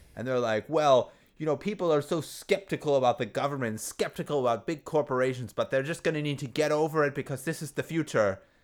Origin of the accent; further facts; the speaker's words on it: United States; as an American